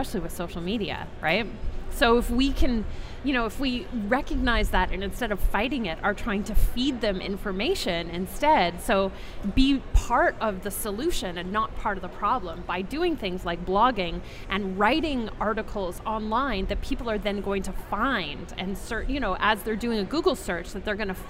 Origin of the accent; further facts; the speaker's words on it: Vancouver, British Columbia, Canada; from my hometown, from Vancouver.